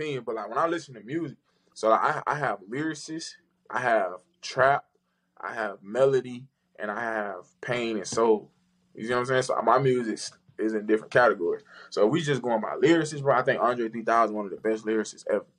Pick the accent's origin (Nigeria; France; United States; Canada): United States; the South; I'm from the South, so I've never been in a car.